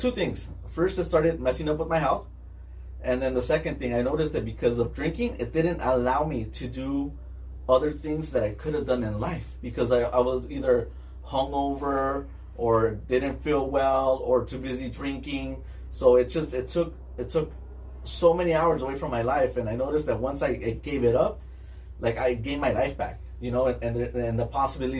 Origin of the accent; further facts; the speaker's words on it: East Los Angeles, California, United States; I lived in City Terrace, and then we moved to by Olympic and Downey